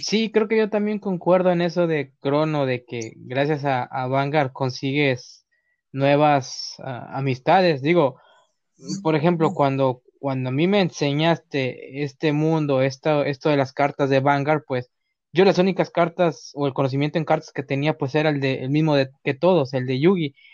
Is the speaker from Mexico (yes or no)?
yes; Mexico; aquí en México